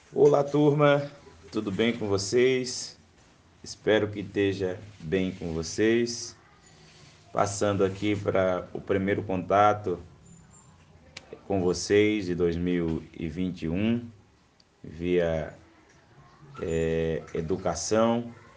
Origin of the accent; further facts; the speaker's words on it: Brazil; como um bom brasileiro